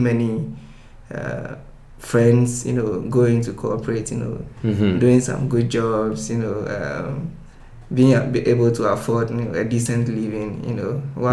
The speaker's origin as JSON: {"language": "English", "country": "Ghana", "accent": "West African", "said": "I'm actually from Ghana"}